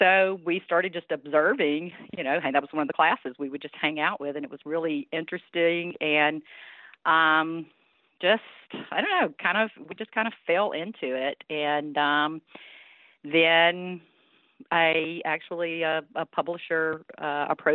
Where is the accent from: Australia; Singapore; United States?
United States; North Louisiana; now in Alabama, United States; girl growing up in North Louisiana in a rural community